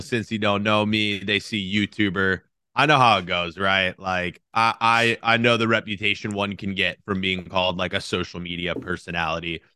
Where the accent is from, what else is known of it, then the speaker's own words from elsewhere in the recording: Cincinnati, Ohio, United States; moved away as an adult; now in New York, United States; born and raised in, uh, in Cincinnati, Ohio